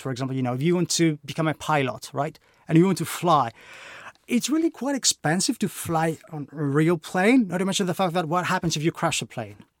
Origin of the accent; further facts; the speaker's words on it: Greece; moved away as an adult; now in United Kingdom; as you can probably tell by my accent, I'm not from the U K, I'm Greek.